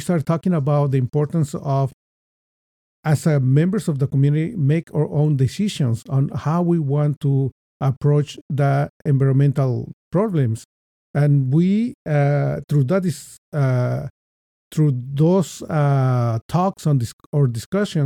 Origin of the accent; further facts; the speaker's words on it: Mexico City, Mexico; moved away as an adult; now in United States; I was born in Mexico City, and I moved to the United States when I was 24 years old